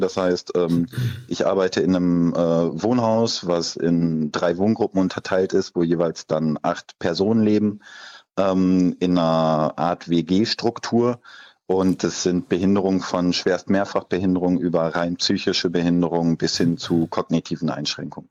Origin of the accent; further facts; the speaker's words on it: Leverkusen, North Rhine-Westphalia, Germany; ich komme aus Leverkusen